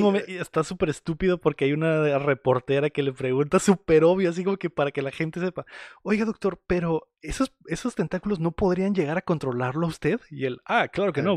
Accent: Mexico; somos mexicanos

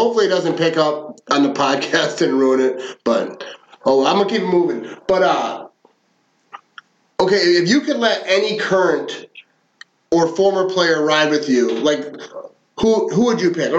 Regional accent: Green Bay, Wisconsin, United States; I grew up in Green Bay. I was born in Green Bay.

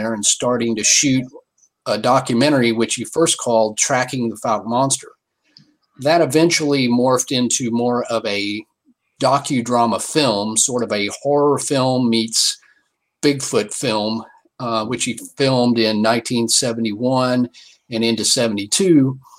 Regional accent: near Fort Worth, Texas, United States; And I grew up near Fort Worth, Texas

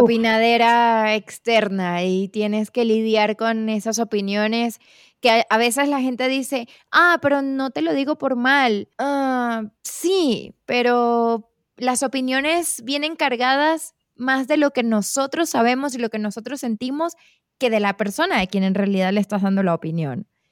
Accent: Venezuela; moved away as an adult; Me fui de Venezuela en 2017

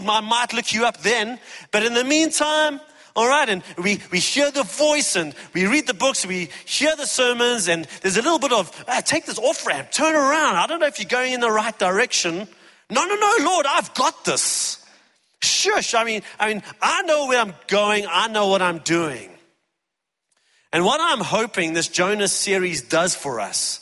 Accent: East Rand, Gauteng, South Africa; I grew up on the East Rand

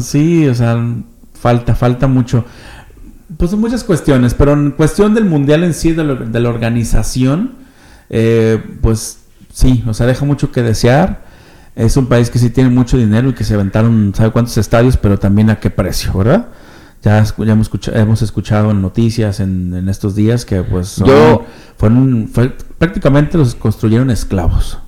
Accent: Mexico; somos de aquí

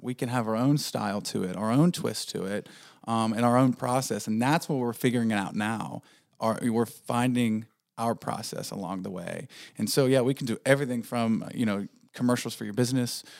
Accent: Pennsylvania, United States; moved away; also born or lived in West Virginia; I grew up in P

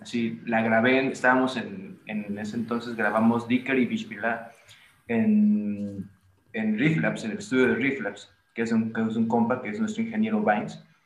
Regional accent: Veracruz, Mexico; moved away; also born or lived in Xalapa; Poncho y yo somos de Veracruz

